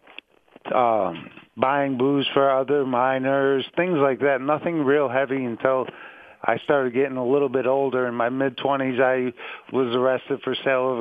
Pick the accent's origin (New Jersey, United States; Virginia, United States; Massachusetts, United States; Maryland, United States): Massachusetts, United States; Pittsfield; I was born in Pittsfield, Massachusetts